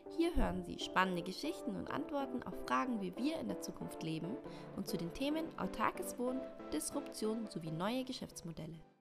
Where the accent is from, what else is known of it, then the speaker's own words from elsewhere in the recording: Austria; bei uns in Österreich